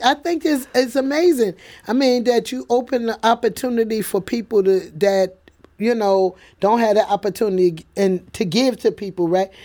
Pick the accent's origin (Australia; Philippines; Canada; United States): United States; New York City, New York; now in St. Louis, United States; I, I grew up in the Bronx